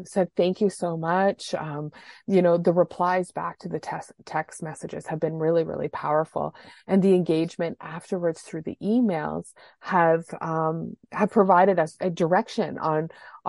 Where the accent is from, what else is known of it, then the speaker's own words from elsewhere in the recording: Canada; being Canadian